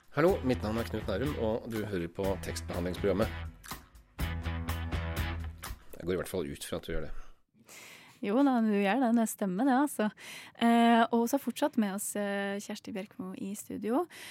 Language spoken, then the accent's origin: Norwegian; Gudbrandsdalen, Innlandet, Norway; som en gudbrandsdøl sjøl, så oss i Gudbrandsdølen uttaler det som lom.